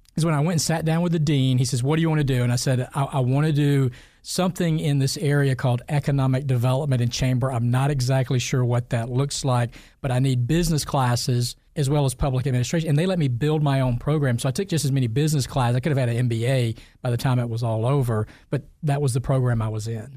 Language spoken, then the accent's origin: English; Fitzgerald, Georgia, United States; also born or lived in Ocilla, Georgia; I grew up in South Georgia in Fitzgerald and a little town next door to it called Osula.